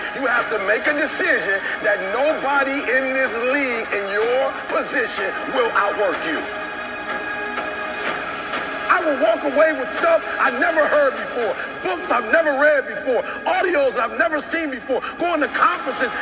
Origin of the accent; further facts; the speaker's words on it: Detroit, Michigan, United States; I'm from Detroit, homeless